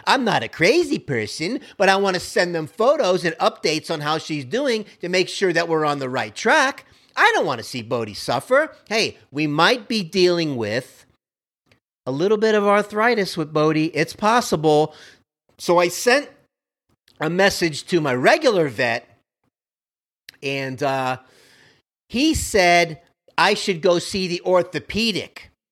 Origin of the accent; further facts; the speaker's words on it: Miami, Florida, United States; I grew up like that on Kendall Drive in Miami, right by Baptist Hospital.